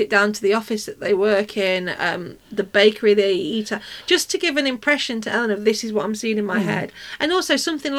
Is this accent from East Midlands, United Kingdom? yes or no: yes; Nottingham, East Midlands, United Kingdom; I'm from Nottingham